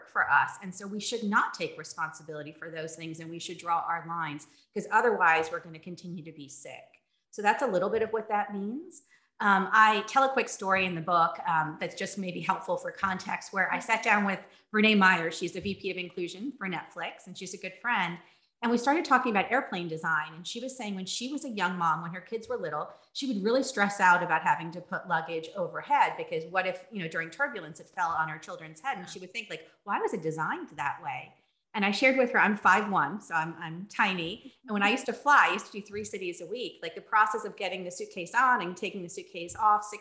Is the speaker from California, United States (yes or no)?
no; New Jersey, United States; also born or lived in San Francisco; now in Los Angeles, United States; I grew up in New Jersey. I grew up in a very small farm country town.